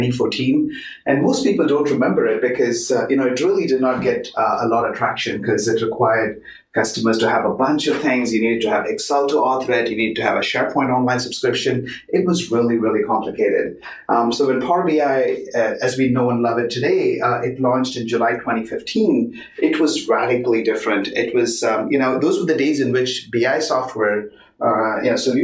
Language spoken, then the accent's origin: English; Chennai, Tamil Nadu, India; moved away as an adult; also born or lived in Bay Area, United States / Seattle, United States; now in Bellevue, United States; I grew up in India, moved to the US about in 1995.